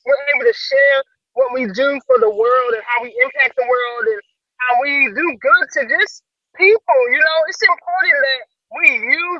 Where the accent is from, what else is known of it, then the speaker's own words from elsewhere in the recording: Dallas, Texas, United States; moved away as an adult; now in Seattle, United States; I'm from Dallas, Texas, and I'm a Navy